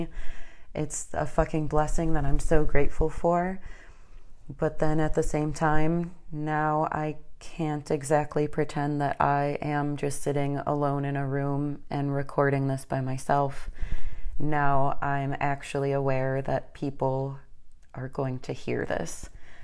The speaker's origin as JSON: {"language": "English", "region": "Northern Illinois", "country": "United States", "tie": "born or raised there", "moved": "as an adult", "lives_now": "Atlanta, United States", "said": "I'm actually maybe 15 minutes away from my quote hometown, but my home area back up in Northern Illinois"}